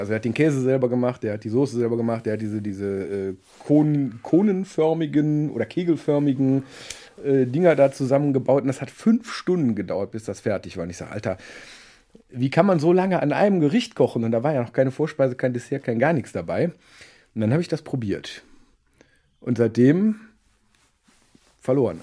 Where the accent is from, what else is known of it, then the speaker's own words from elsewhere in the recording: Düsseldorf, North Rhine-Westphalia, Germany; ich bin aber gebürtiger Düsseldorfer